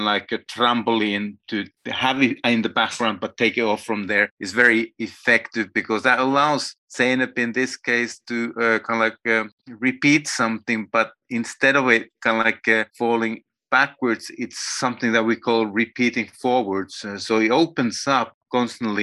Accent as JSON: {"language": "English", "country": "Finland", "moved": "as an adult", "lives_now": "Berlin, Germany", "said": "I am from Finland and still active there, even if I live with a family in Berlin"}